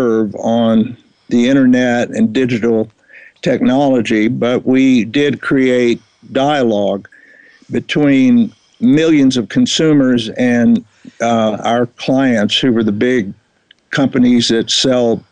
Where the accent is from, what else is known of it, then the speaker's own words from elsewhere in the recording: Texas, United States; moved away as an adult; also born or lived in New York; now in Kenya; I grew up in Texas